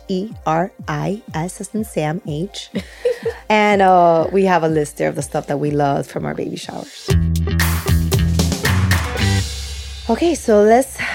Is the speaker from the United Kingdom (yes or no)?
no; Peru; now in Miami, United States; I was born and raised in Peru.